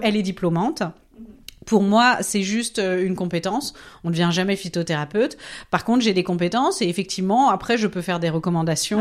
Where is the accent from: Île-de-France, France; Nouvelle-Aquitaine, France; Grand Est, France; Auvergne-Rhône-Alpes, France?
Grand Est, France; Nancy; moved away as an adult; also born or lived in Strasbourg; now in Zurich, Switzerland; Je suis française, originaire de Nancy, mais j'ai vécu à Strasbourg